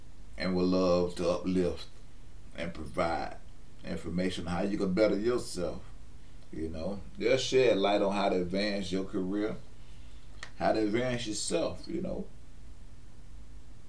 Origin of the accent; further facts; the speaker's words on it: West Palm Beach, Florida, United States; I was born and raised in West Palm Beach, Florida